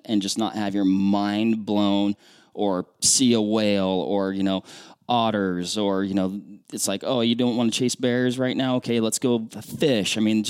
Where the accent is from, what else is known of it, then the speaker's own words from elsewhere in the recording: Washington, United States; now in Alaska, United States; No, I think, of course, we're all originally from Washington State, right?